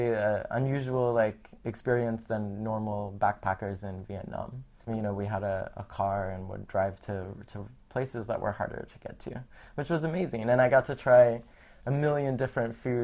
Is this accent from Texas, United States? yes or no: yes; Texas, United States; moved away as an adult; also born or lived in Boston; now in Berlin, Germany; I grew up in Texas, and my parents are from New England and New York